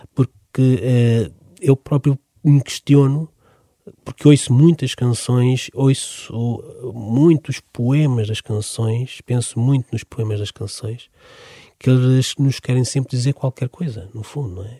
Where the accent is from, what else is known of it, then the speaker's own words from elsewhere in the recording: Amadora, Lisbon, Portugal; eu cresci precisamente na Amadora